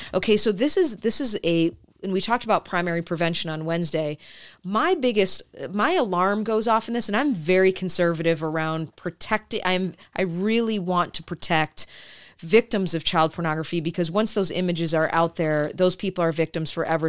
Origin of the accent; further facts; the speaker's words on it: Detroit, Michigan, United States; I grew up in Detroit